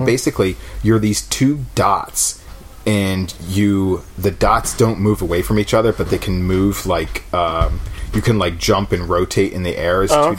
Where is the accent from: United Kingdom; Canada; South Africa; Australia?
Australia; I'm from Australia.